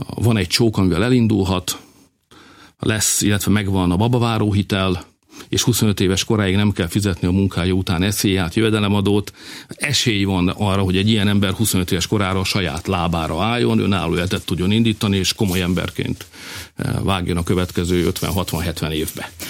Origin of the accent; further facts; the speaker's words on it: Hungary; also born or lived in Budapest; tudom, hogy hogy van a falukban, mert éltem ott, ott születtem. Tudom, hogy van a városom, ott jártam gimnáziumba